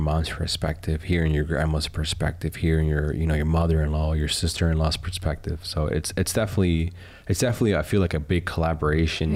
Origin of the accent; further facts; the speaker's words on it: United States; As an American